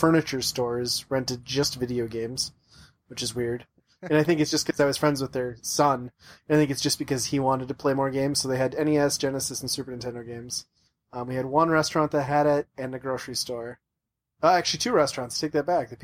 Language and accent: English; Upper Midwest, United States; in the upper Midwest, we all grew up in really small towns